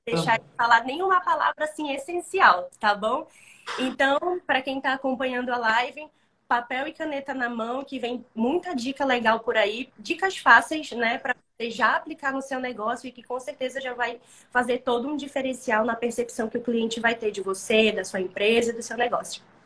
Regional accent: Manaus, Amazonas, Brazil; sou de Manaus, Amazonas, norte do nosso país

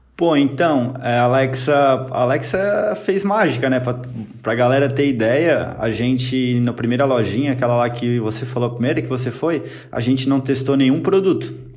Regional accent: Blumenau, Santa Catarina, Brazil; Sou aqui de Blumenau, Santa Catarina

